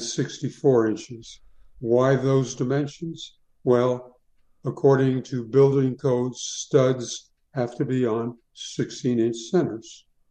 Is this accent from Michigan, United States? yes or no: no; Tucson, Arizona, United States; moved away as an adult; also born or lived in New York City; now in Winter Park, United States; I was born in New York City, uh, but I grew up in Tucson, Arizona